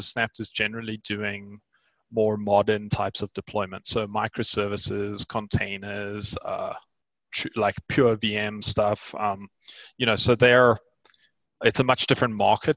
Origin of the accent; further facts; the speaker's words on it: South Africa; I am a South African entrepreneur